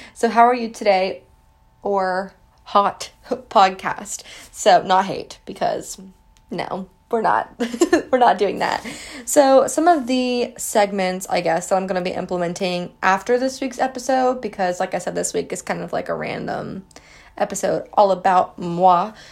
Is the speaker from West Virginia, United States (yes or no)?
yes; West Virginia, United States; I grew up in West Virginia my entire life.